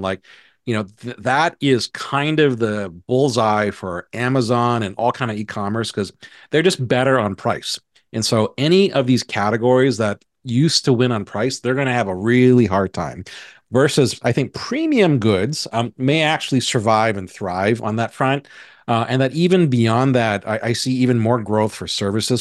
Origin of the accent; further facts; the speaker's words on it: Hawaii, United States; where I was born and raised in Hawaii